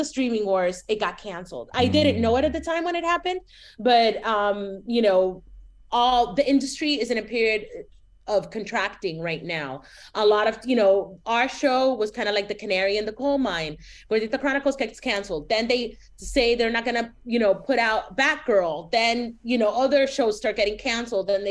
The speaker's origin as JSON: {"language": "English", "town": "Miami", "region": "Florida", "country": "United States", "tie": "born or raised there", "also_born_or_lived": "San Francisco Bay Area / Chicago / Los Angeles", "moved": "as an adult", "said": "I grew up in Miami and then I go to the Bay Area"}